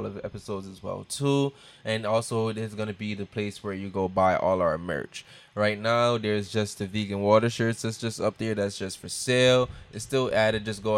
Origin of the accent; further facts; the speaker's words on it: Jamaica; as a Jamaican